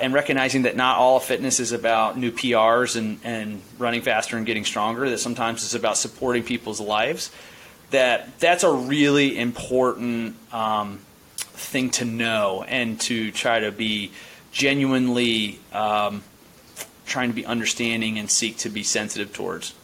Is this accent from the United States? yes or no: yes; Baltimore County, Maryland, United States; I grew up in Baltimore County